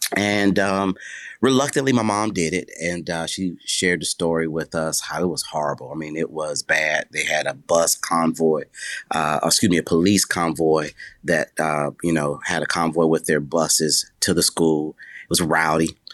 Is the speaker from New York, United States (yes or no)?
yes; Buffalo, New York, United States; I was born in Buffalo, New York